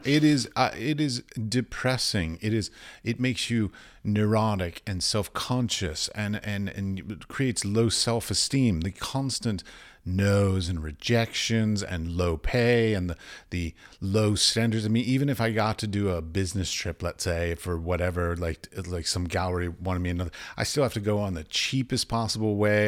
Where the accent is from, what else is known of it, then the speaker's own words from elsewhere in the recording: United States; I'm from America